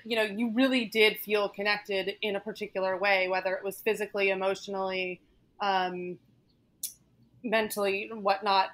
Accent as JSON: {"language": "English", "region": "Northern Virginia", "country": "United States", "tie": "born or raised there", "moved": "yes", "lives_now": "New York City, United States", "said": "I grew up in Northern Virginia, um, right outside of DC."}